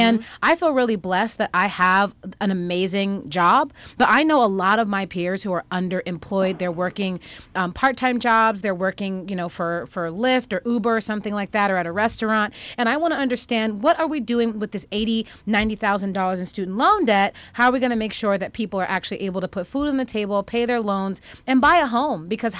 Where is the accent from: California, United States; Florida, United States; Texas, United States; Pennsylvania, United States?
Pennsylvania, United States; Pittsburgh; I'm from Pittsburgh, Pennsylvania.